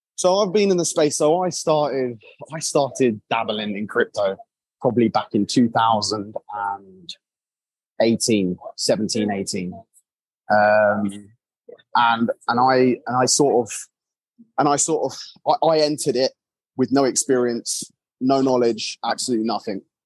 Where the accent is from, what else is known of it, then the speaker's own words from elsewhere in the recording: England, United Kingdom; I'm English